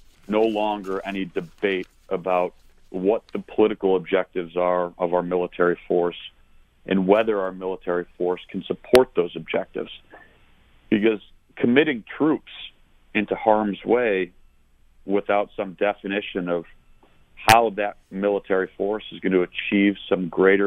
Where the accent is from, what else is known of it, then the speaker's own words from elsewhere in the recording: Buffalo, New York, United States; moved away as an adult; also born or lived in Annapolis, Maryland; now in Richmond, United States; I grew up in Buffalo